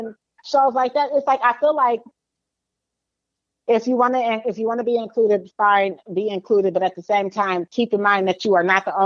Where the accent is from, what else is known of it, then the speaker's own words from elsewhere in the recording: Rosemont, Virginia, United States; growing up in Cub Scouts, Rosemont VA